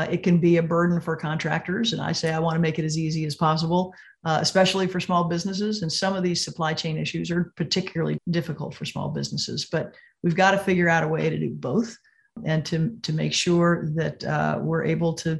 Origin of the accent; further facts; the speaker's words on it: Missouri, United States; my home state of Missouri